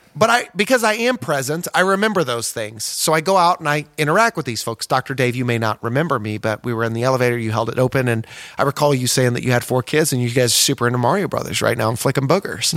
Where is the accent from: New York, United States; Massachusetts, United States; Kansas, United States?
Kansas, United States; Osawatomie; where I'm from, Osawatomie, Kansas